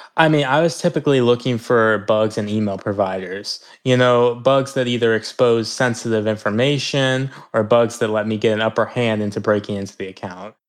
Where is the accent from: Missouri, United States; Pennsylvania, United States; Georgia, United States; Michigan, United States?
Missouri, United States; Kansas City; I grew up in Kansas City, Missouri